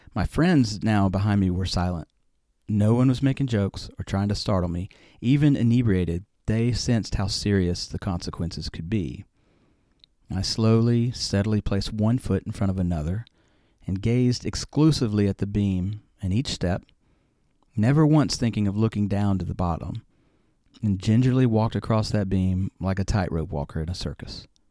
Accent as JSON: {"language": "English", "region": "Alabama", "country": "United States", "tie": "born or raised there", "said": "I grew up in Alabama"}